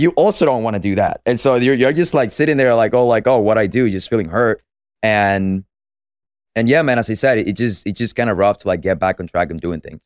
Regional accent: Venezuela; moved away; I'm from Venezuela, as I said, so I was born and raised there

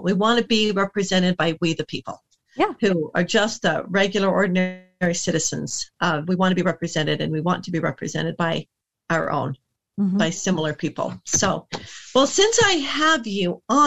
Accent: United States; as an American

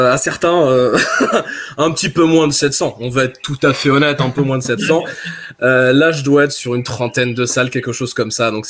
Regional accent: Brest, Brittany, France; now in Cholet, France; du coup, j'habite sur les environs de Cholet, à la base je viens de Brest.

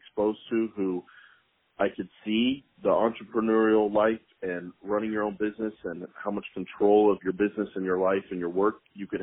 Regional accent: Tulsa, Oklahoma, United States; moved away as an adult; also born or lived in Stillwater, Oklahoma; now in Oklahoma City, United States; I am from Tulsa, Oklahoma, and in my 30 years of life, I've ventured all the way to Oklahoma City, Oklahoma. So that's where I live now.

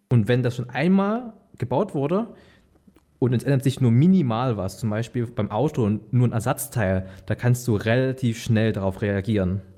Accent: Bautzen, Saxony, Germany; moved away; Ich bin gebürtiger Bautzner, dort geboren, dort aufgewachsen

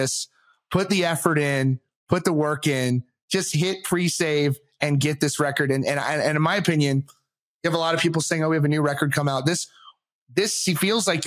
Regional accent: Virginia Beach, Virginia, United States; I'm from Virginia. So I'm like around Virginia Beach area

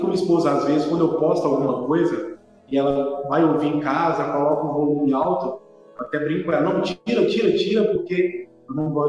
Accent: Sete Lagoas, Minas Gerais, Brazil; eu vim da Igreja Católica, é, eu era coroinha da Igreja Católica no bairro onde eu fui criado, aqui em 7, é, em 7 Lagoas.

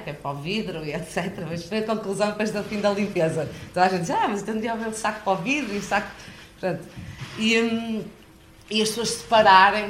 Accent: Braga, Norte, Portugal; accent: northern; vim de Braga

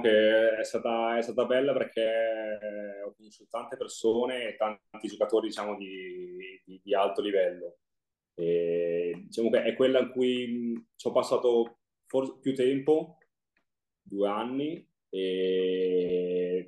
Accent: Forlì, Emilia-Romagna, Italy; giornale che era delle mie parti di Forlì

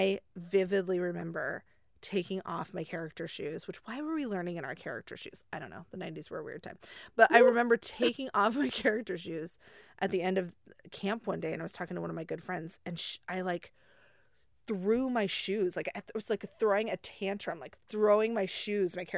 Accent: Nebraska, United States; moved away as an adult; now in Dallas-Fort Worth, United States; I grew up in Nebraska and Midwest.

